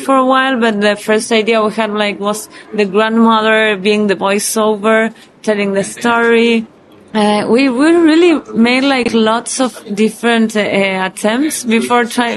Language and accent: English; Buenos Aires, Argentina; we're Jewish from Buenos Aires